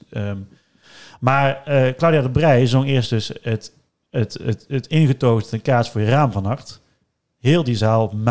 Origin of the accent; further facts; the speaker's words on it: Netherlands; als Nederlanders